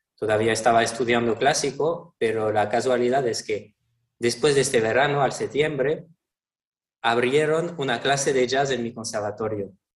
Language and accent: Spanish; Toulon, Provence-Alpes-Côte d'Azur, France; Spanish is a second language; moved away; vengo de Francia, del sur de Francia, un, un, pueblo que se llama Toulon, que está entre Niza y Marsella